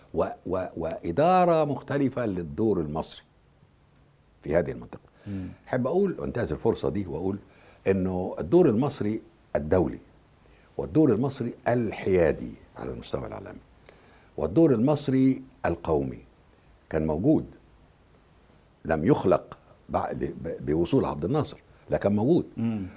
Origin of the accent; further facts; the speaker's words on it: Egypt; أنا كمصري